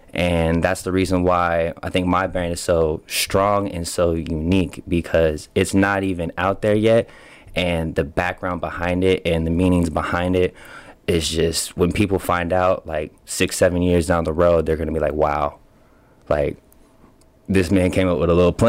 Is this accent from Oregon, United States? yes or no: yes; Portland, Oregon, United States; born there; also born or lived in West Coast; I was born in Portland, Oregon. You feel me? And then I went into the foster care system early, and pretty much grew up and down the West Coast.